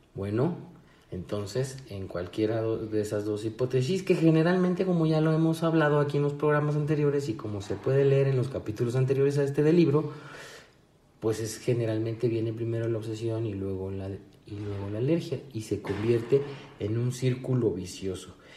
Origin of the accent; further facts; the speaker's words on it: Mexico